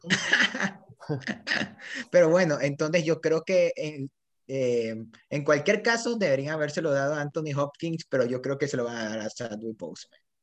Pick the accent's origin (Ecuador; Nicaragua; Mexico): Ecuador; Yo soy de Ecuador